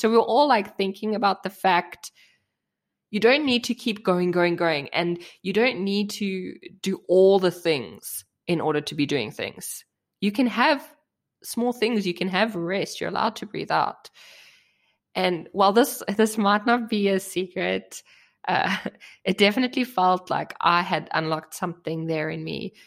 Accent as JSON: {"language": "English", "country": "South Africa", "tie": "born or raised there", "moved": "yes", "lives_now": "Germany", "said": "I grew up in South Africa, and South Africa is a very new country"}